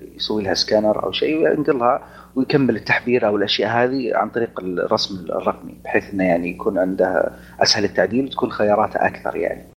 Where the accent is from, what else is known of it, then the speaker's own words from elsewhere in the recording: Saudi Arabia; عندنا بالسعوديه